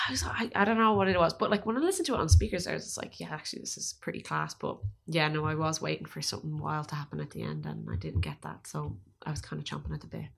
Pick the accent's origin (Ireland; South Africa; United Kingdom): Ireland